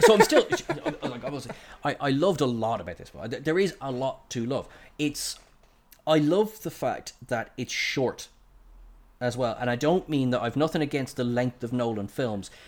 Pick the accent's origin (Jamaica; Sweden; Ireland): Ireland; I'm Irish